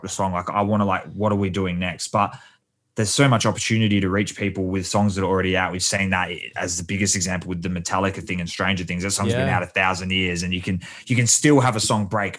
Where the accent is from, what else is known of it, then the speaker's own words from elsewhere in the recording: Perth, Western Australia, Australia; We're from Perth.